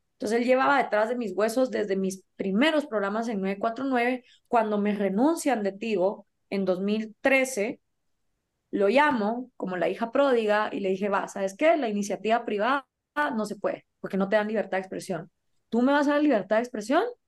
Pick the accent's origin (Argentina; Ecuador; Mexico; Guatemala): Guatemala